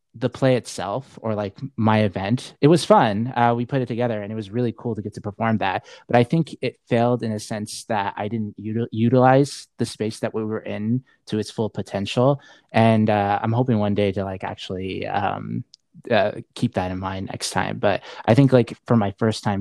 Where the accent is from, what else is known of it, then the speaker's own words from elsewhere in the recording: Saudi Arabia; moved away; where I'm from Saudi Arabia